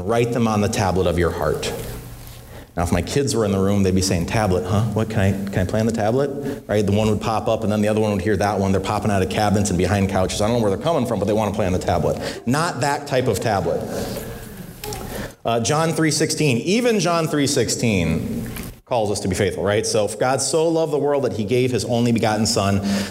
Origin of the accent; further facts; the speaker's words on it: Illinois, United States; I grew up in Illinois